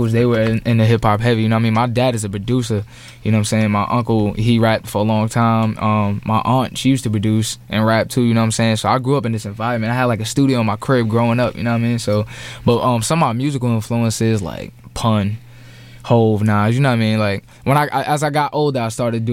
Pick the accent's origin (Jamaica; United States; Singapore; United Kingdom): United States; New York City, New York; also born or lived in Bronx; I was born and raised in the Bronx for 8 years, you know what I'm saying, until I was 8 years old. Then I moved to Harlem where my grandparents, my parents is from and stuff. So I spent most of my time out there